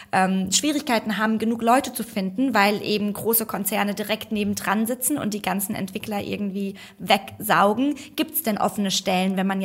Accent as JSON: {"language": "German", "town": "Frankfurt", "region": "Hesse", "country": "Germany", "said": "Ich komme nämlich mehr aus dem Süden. Ich komme aus Frankfurt. Äh, da haben wir andere Traditionen."}